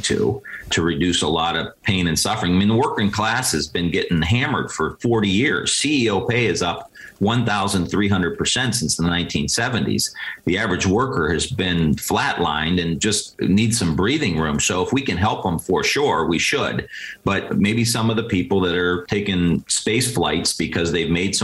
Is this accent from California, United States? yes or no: no; Youngstown, Ohio, United States; I'm from Ohio. I grew up there